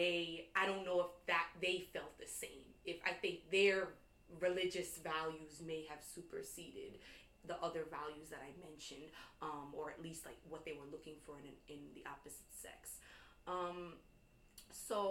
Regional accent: New York, United States; growing up in New York

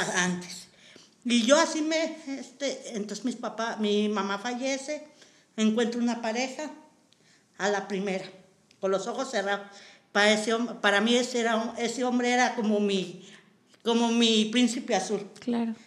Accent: Matehuala, San Luis Potosí, Mexico; moved away as an adult; now in Nuevo León, Mexico; yo soy originaria de San Luis Potosí

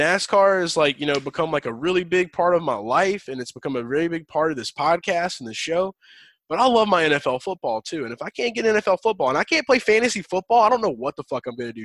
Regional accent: Louisiana, United States; I'm from Louisiana. I've got family in Louisiana

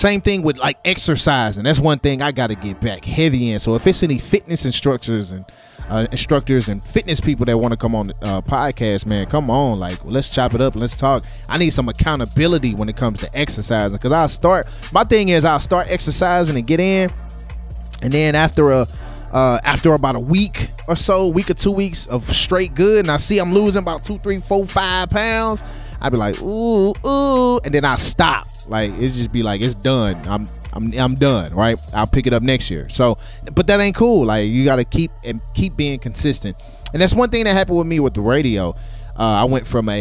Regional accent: St. Louis, Missouri, United States; I'm from St. Louis, Missouri.

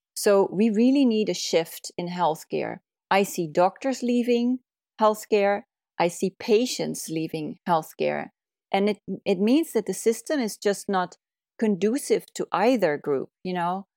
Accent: Netherlands; moved away as an adult; also born or lived in California, United States; now in Oregon, United States; originally, I'm from the Netherlands, where I went to medical school

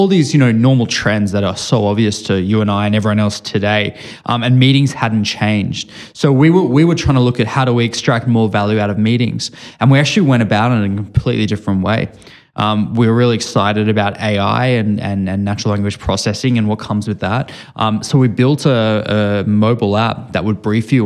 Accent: Sydney, New South Wales, Australia; moved away as an adult; now in Bay Area, United States; I grew up in Sydney, Australia. I've spent my whole life there

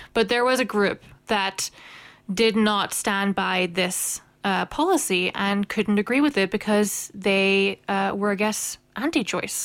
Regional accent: Northern Ireland, United Kingdom; I have come out as one of the others in Northern Ireland.

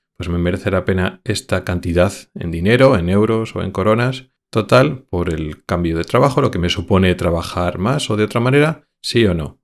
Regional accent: Spain; moved away as an adult; also born or lived in Madrid / Logroño; somos españoles que vivimos en otros países europeos

